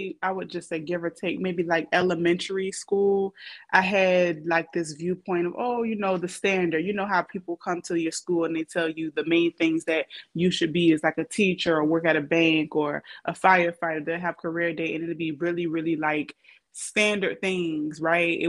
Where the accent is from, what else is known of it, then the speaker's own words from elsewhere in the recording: Savannah, Georgia, United States; also born or lived in Atlanta / Richmond Hill / Riceboro / Hinesville; I'm from Savannah, however, but even within Savannah, I've lived in different like counties like Richmond Hill, Riceboro, Hinesville, everything.